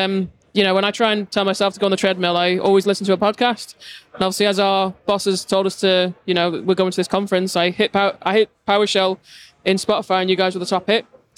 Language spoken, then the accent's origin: English; Isle of Man; from the Isle of Man.